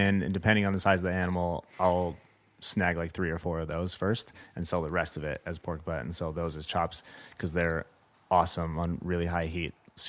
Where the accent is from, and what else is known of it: Los Angeles, California, United States; born or raised there